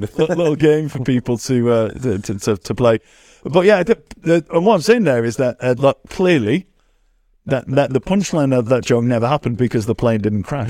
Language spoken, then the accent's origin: English; England, United Kingdom; I'm English